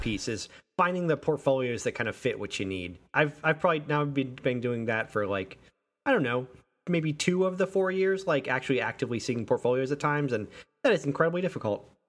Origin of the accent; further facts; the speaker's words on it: Western Massachusetts, United States; moved away; I grew up in Western Massachusetts